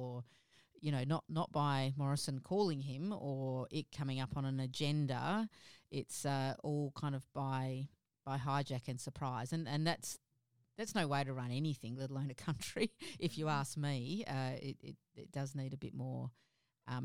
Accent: Rockingham, Western Australia, Australia; also born or lived in Kwinana; I grew up opposite Penguin Island in Shoalwater Bay

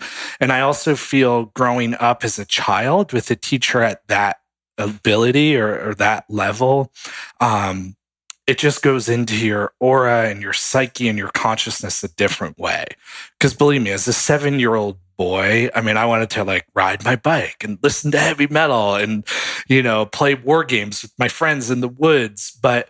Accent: New York City, New York, United States; And my parents got involved before I was born in New York City. That was sort of his hub, and they're from New York. I'm from New York originally.

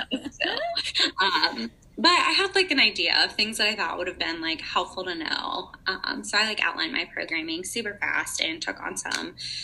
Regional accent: rural Indiana, United States; I'm from the middle of nowhere, Indiana

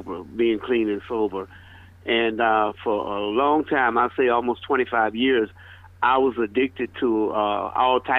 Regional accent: Birmingham, Alabama, United States; moved away; also born or lived in Atlanta; I was born and raised in Birmingham, Alabama

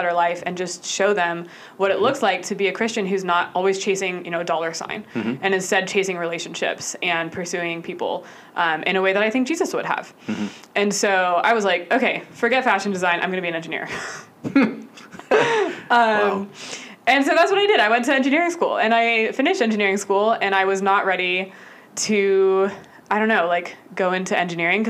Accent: Austin, Texas, United States; moved away as an adult; now in Atlanta, United States; I moved to Atlanta from my hometown of Austin 4 years ago

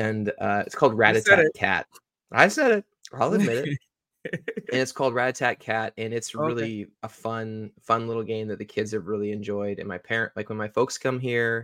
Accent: Olympia, Washington, United States; I was born and raised in Olympia, Washington.

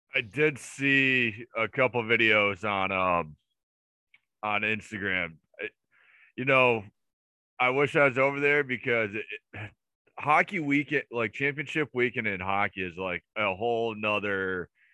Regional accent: United States; me being an American

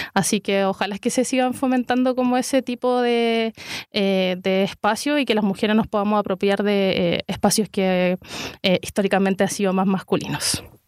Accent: San Joaquín, Santiago Metropolitan Region, Chile; yo soy de San Joaquín y estaba acá el club de boxeo de San Joaquín que me quedaba muy cerquita de la casa

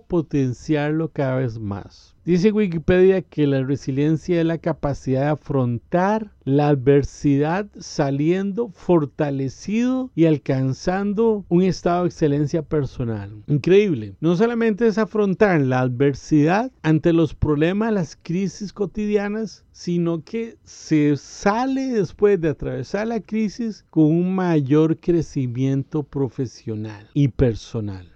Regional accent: Costa Rica; En mi país, Costa Rica, hay una frase popular del pueblo

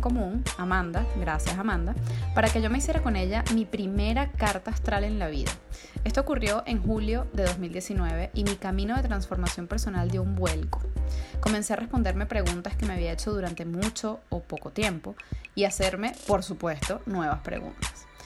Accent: Venezuela; así somos los venezolanos

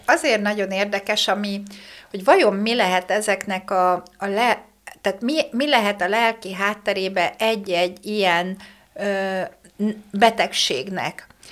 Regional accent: Békéscsaba, Békés, Hungary; moved away; én vidéki lány vagyok, ugye Békés Csabai vagyok eredetileg

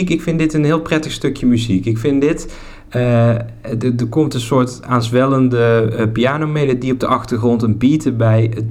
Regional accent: Netherlands; accent: soft G; Kijk, ik mag daar eigenlijk niet te veel over zeggen met mijn zachte G en ik maak mijn woorden ook niet af.

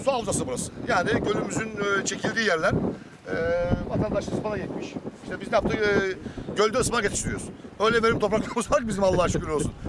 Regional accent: Kestel, Bursa, Turkey; Burada doğdum burada büyüdüm

